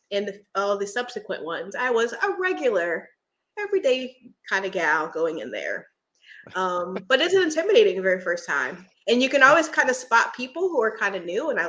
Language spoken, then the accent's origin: English; Philadelphia, Pennsylvania, United States; also born or lived in Virginia; now in Florida, United States; I'm actually from Philadelphia.